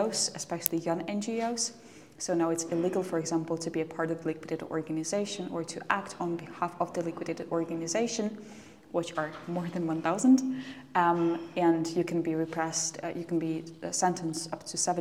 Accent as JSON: {"language": "English", "town": "Polotsk", "region": "Vitebsk Region", "country": "Belarus", "tie": "born or raised there", "said": "I was growing in a very small city. It's called Polotsk"}